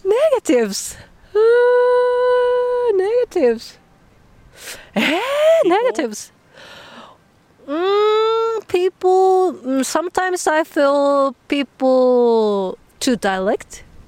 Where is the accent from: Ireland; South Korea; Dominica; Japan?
Japan; Nagasaki; English is a second language; moved away as an adult; now in The Hague, Netherlands; I came from Nagasaki in Japan.